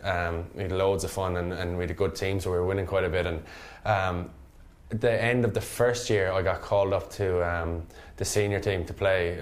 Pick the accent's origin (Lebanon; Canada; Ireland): Ireland; Limerick, Munster; I'm from Munster. I'm Munster man, Limerick man, and very proud of that.